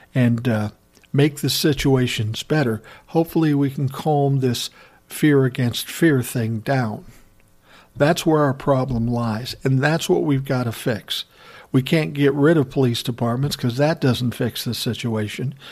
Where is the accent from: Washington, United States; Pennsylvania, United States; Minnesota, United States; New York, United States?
Minnesota, United States; Minneapolis; right here in my hometown, Minneapolis, Minnesota